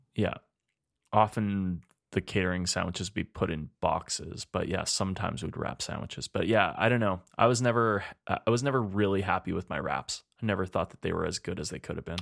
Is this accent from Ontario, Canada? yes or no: no; Spruce Grove, Alberta, Canada; also born or lived in Edmonton, Alberta; when I was growing up in Spruce Grove